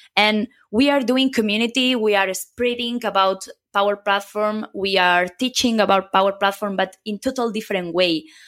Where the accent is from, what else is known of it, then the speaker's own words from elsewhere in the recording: a small city near Barcelona, Catalonia, Spain; first language Catalan; English is a second language; moved away as an adult; also born or lived in Germany; now in Madrid, Spain; I come from, uh, a small city near Barcelona.